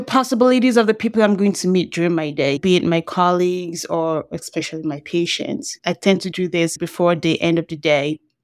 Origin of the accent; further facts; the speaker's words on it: Nigeria; moved away; when I grew up in Nigeria